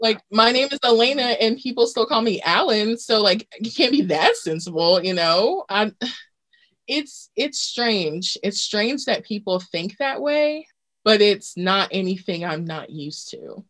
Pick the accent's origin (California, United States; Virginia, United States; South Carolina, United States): Virginia, United States; Virginia Beach; Virginia Beach.